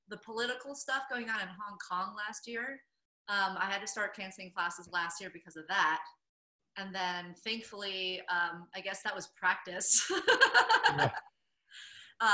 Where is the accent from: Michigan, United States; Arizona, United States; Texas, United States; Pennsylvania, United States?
Michigan, United States; moved away as an adult; also born or lived in California / Asia; I'm originally from Michigan.